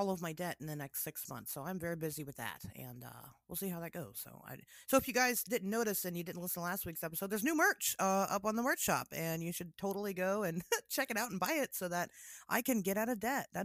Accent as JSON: {"language": "English", "region": "Tennessee", "country": "United States", "said": "I'm from Tennessee."}